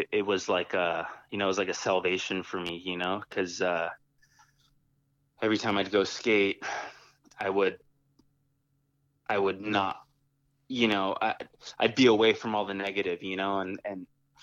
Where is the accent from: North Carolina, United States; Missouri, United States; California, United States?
California, United States; San Jose; I was born and raised here in San Jose